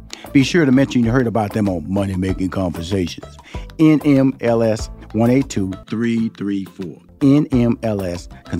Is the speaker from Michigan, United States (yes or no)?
no; Texas, United States; because I came from Fifth Ward and I went to college and we come from a, you know, I wouldn't say impoverished, but we was a, wasn't middle class.